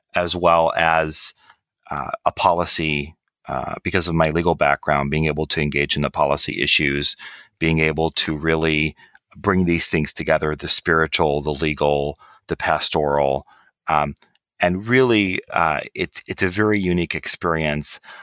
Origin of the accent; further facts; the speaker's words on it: Michigan, United States; I grew up in Michigan